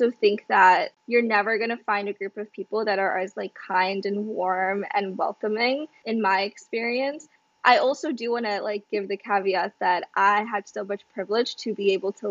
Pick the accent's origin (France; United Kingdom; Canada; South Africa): South Africa; moved away as an adult; also born or lived in Kerala, India / Ghana; now in United States; I was born in India, in Kerala, South India, and I, I was there for like less than a year. I moved to Ghana in West Africa and I lived there for about six years. And then I moved to South Africa